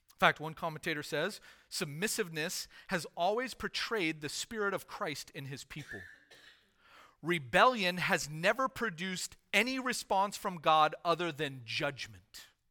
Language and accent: English; United States; as American citizens